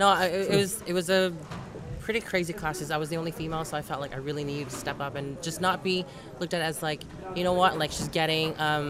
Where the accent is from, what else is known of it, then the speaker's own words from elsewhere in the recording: Yellowknife, Northwest Territories, Canada; also born or lived in Calgary, Alberta / Toronto; now in United Kingdom; I grew up in Yellowknife Northwest Territories. So it's like really up north, you know, we get a lot of snow. And then I've moved around to, I got trained in Calgary, Alberta. and then moved to Toronto.